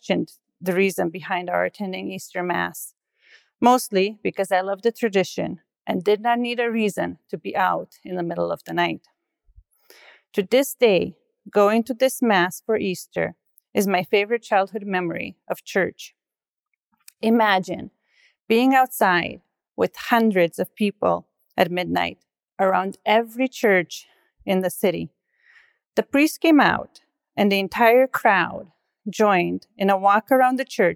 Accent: Brașov, Brașov County, Romania; moved away; I was born in Brasov, Romania. It is located in the historical region of Transylvania. To me, it is the most beautiful city

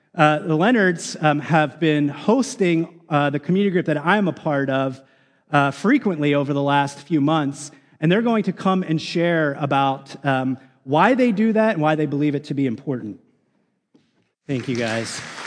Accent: United States; especially as American Christians

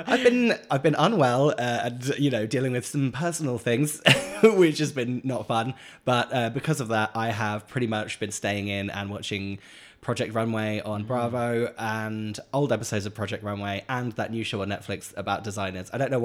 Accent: South Shields, North East England, United Kingdom; South Shields.

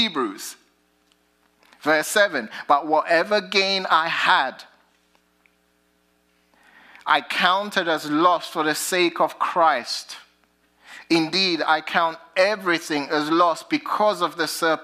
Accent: United Kingdom; accent: British; now in United States; my British accent

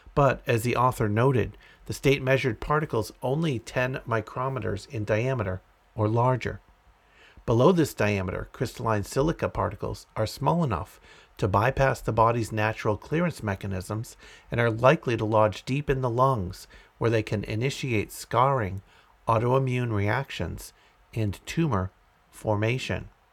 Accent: Andover, Massachusetts, United States; moved away; I am originally from Andover, Massachusetts, and still have family in the area

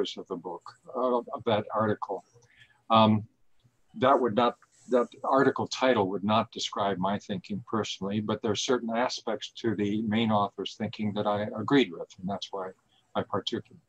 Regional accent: Minnesota, United States; moved away as an adult; now in Toronto, Canada; the local community that I grew up in Minnesota

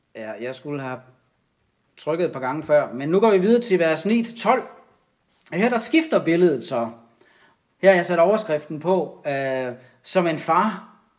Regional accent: Denmark

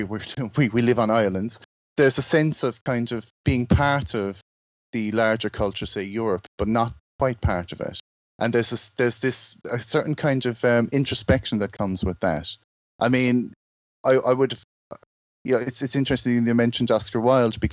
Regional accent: Ireland; moved away as an adult; now in England; I'm from Ireland and I've lived in England like for the last sort of 26 years

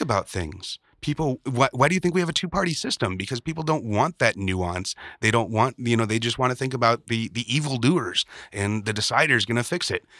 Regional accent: Chicago, Illinois, United States; growing up in Chicago

